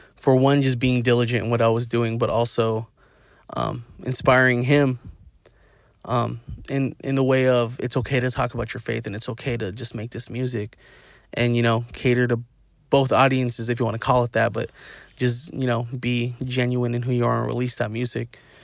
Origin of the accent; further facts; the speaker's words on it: Inland Empire, California, United States; We're all from the I E and we're all from the Dino